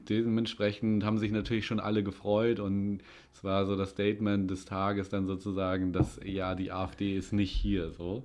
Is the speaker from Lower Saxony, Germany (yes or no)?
yes; Winsen, Lower Saxony, Germany; ich bin ja äh, in Winsnu in Stöckte groß geworden